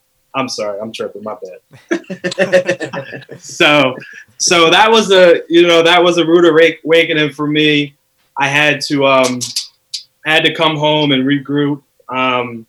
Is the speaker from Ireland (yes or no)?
no; Bristol, Pennsylvania, United States; I'm a Bristolian. Shout out to Bristol Borough. I spent majority of my teenage years, high school, kindergarten, growing up in Bristol. So I grew up in Bristol